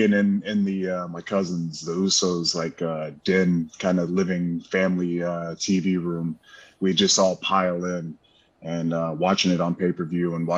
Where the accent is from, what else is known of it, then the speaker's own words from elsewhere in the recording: Pensacola, Florida, United States; growing up in Pensacola, there's only a couple things to do outside of going to the beach